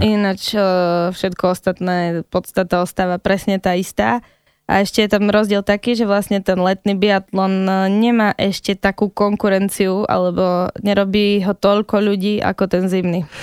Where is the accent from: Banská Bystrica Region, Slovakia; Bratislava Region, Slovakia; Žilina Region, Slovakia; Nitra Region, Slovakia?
Banská Bystrica Region, Slovakia; Čierny Balog; accent: Central Slovak; Ja som z Černého Balogu, no a hovorí sa, že stredoslovenský prízvuk je ten akože spisovný